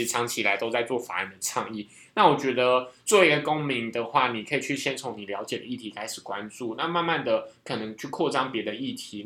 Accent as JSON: {"language": "Chinese", "country": "Taiwan", "said": "我们是台湾人"}